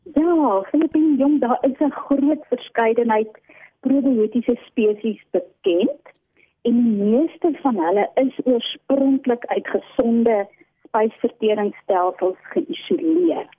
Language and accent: Afrikaans; Eastern Cape, South Africa; now in Pretoria, South Africa; ek oorspronklik van die Oos-Kaap kom